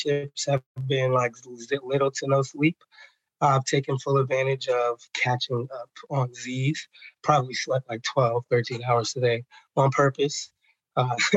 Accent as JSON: {"language": "English", "region": "Maryland", "country": "United States", "tie": "born or raised there", "also_born_or_lived": "Atlanta, Georgia / Nashville, Tennessee", "said": "I am from Maryland. So I get to do this job in the community that I grew up in."}